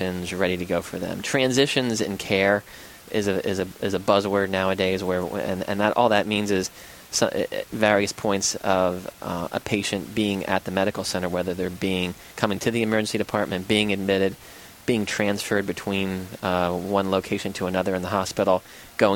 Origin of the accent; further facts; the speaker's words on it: Schuylkill County, Pennsylvania, United States; moved away as an adult; also born or lived in Philadelphia / Bucks County; now in Warrington, United States; I grew up in farmland in Schuylkill County